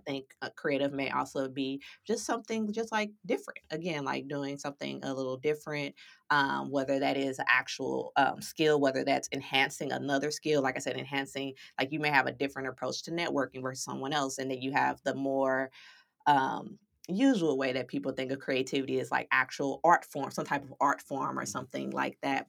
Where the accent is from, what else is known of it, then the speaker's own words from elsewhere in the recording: St. Louis, Missouri, United States; moved away as an adult; now in San Diego, United States; I was born and raised in Saint Louis, Missouri, but I now reside in sunny San Diego